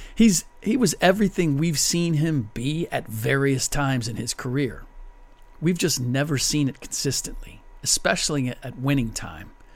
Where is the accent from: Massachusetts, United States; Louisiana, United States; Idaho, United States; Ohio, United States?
Ohio, United States; Cincinnati; my hometown Bengals